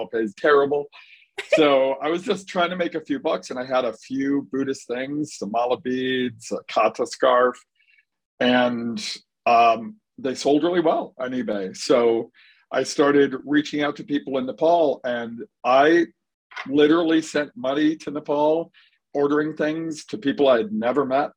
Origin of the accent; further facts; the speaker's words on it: Dearborn, Michigan, United States; also born or lived in Florida; I was born and raised in Dearborn